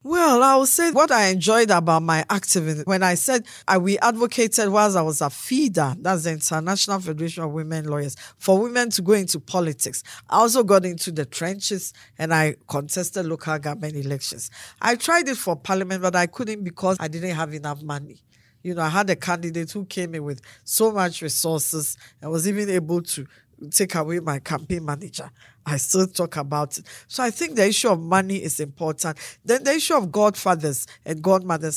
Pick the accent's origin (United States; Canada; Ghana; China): Ghana; Akim Abuakwa South, Eastern Region; born or raised there; now in Adenta, Ghana